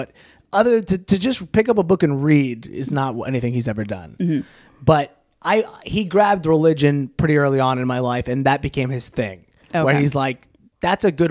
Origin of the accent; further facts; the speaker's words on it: Orange County, California, United States; I was from Orange County.